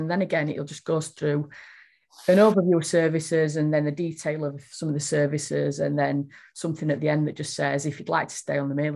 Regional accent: Yorkshire and the Humber, United Kingdom; accent: broad Yorkshire; I'm a Yorkshire lass and I do talk quite broadly

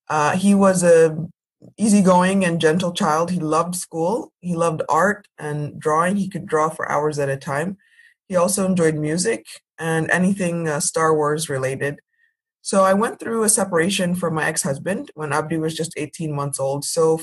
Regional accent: Ethiopia; moved away as an adult; also born or lived in Ghana; now in Northern Virginia, United States; I was born and raised in Ethiopia, although I spent most of my summers in Ghana. I came to the United States in 2000 for college, and I became a U.S. citizen in 2010. I currently live in Northern Virginia, just outside Washington, D.C.

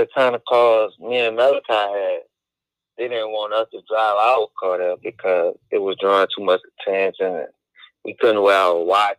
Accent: New Orleans, Louisiana, United States; I'm from New Orleans, Louisiana.

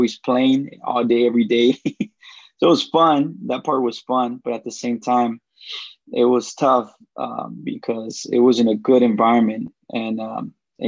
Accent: Los Angeles, California, United States; also born or lived in Jalisco, Mexico; I was eight when I came to the U.S. And then that's when I lived in L.A. So I grew up in West L.A.

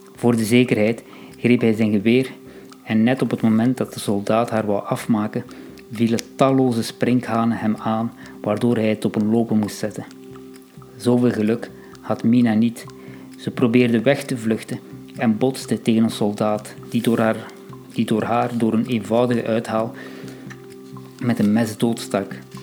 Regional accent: Belgium; ik zelf als Belg ehm, van Marokkaanse origine

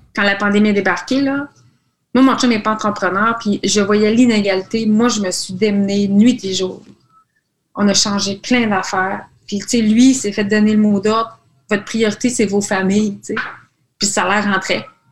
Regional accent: Quebec, Canada

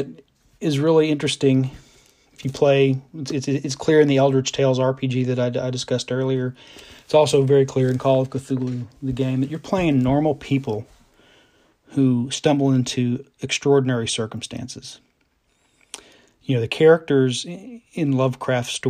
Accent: Northeast Oklahoma, United States; I'm from Oklahoma. I'm from Northeast Oklahoma

